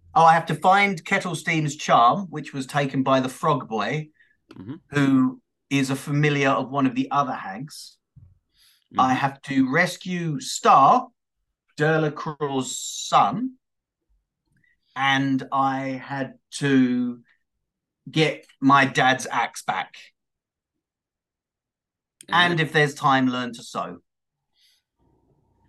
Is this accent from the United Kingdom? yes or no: yes; United Kingdom; I'm British.